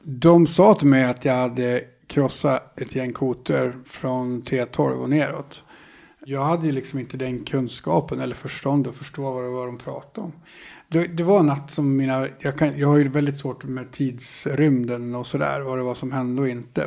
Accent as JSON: {"language": "Swedish", "town": "Härnösand", "region": "Västernorrland County", "country": "Sweden", "tie": "born or raised there", "also_born_or_lived": "Sollefteå / Sandslån", "said": "Jag är född i Sollefteå. Uppvuxen delvis på ett ställe som heter Sandslån. Ett eh, flotta samhälle med ett par hundra invånare kanske, en liten by längs Ångmanälven. Sen så när jag började skolan, då flyttade vi till Härnösand"}